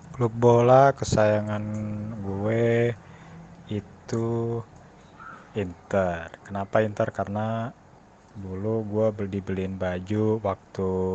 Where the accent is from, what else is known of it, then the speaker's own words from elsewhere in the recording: Jakarta, Indonesia; gue ini kan dari Jakarta